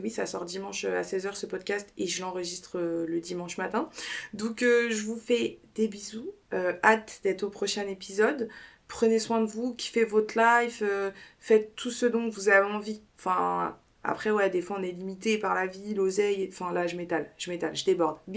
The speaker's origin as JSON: {"language": "French", "country": "United States", "said": "je l'ai fait en anglais parce que encore une fois je le répète je suis une américaine"}